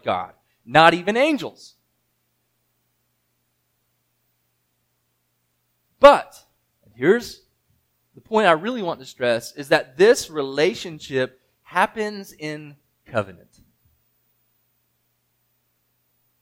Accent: United States; I'm American

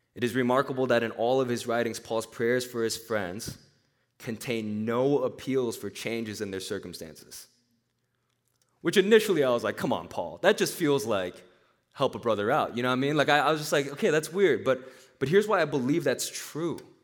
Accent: Nashville, Tennessee, United States; moved away; also born or lived in Korea; I was, I was born in Korea. I grew up in Nashville, Tennessee

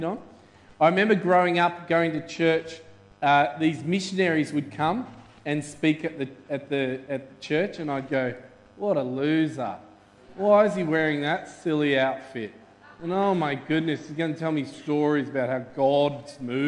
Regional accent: Melbourne, Victoria, Australia; we're from Melbourne

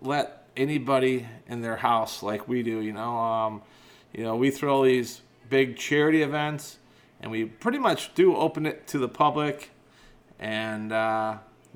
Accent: McHenry, Illinois, United States; moved away; I was born and raised in McHenry, Illinois, and I lived there pretty much to the day I got married

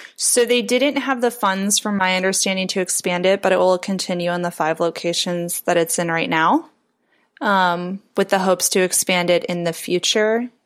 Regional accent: Chicago, Illinois, United States; moved away as an adult; also born or lived in Aurora, Illinois / Portland, Oregon; now in Indianapolis, United States; I'm originally from the Chicago area

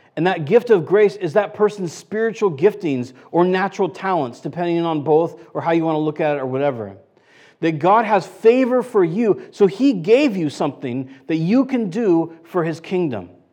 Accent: United States; I'm American

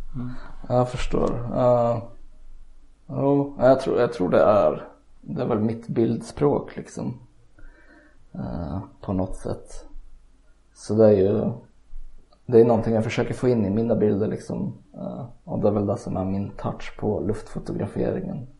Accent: Eskilstuna, Södermanland, Sweden; Jag är född och uppvuxen i Eskilstuna också

